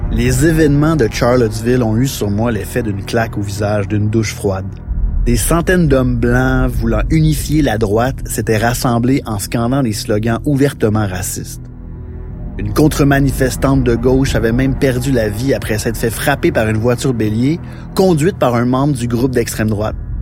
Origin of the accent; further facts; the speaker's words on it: Saint-Jean-sur-Richelieu, Quebec, Canada; je viens de Saint-Jean-sur-Richelieu, du moins la région de Saint-Jean-sur-Richelieu